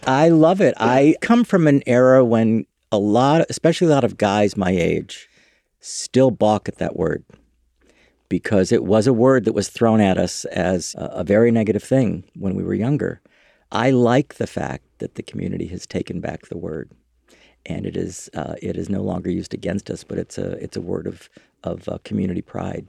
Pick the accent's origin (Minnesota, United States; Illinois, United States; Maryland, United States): Illinois, United States; Chicago; moved away as an adult; also born or lived in New York / Los Angeles; now in San Francisco, United States; I grew up in Chicago, Illinois.